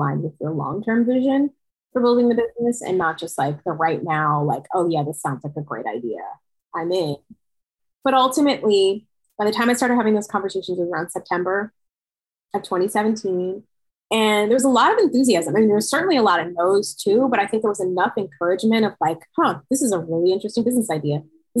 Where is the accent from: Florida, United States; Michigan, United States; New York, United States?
New York, United States; I'm from New York.